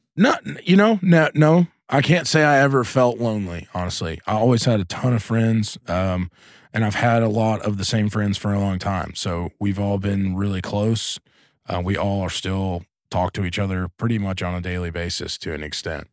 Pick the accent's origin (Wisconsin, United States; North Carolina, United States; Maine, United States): North Carolina, United States; Asheville; I grew up in Asheville, North Carolina, which is a pretty progressive place